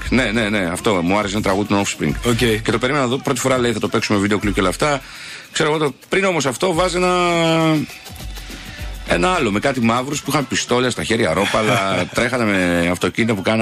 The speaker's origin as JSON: {"language": "Greek", "town": "Siatista", "region": "Western Macedonia", "country": "Greece", "tie": "born or raised there"}